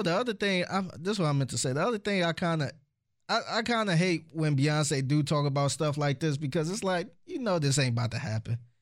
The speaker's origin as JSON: {"language": "English", "town": "Cleveland", "region": "Ohio", "country": "United States", "said": "I'm from Cleveland. I'm a … fan"}